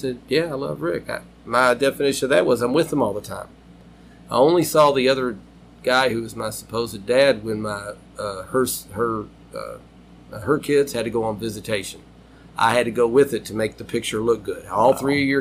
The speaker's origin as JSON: {"language": "English", "town": "Louisville", "region": "Kentucky", "country": "United States", "tie": "born or raised there", "said": "born and raised in Fern Creek"}